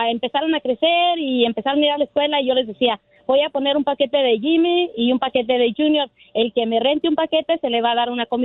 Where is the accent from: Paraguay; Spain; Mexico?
Mexico; now in San Bernardino, United States; México, llegué aquí a Estados Unidos, a San Bernardino, California.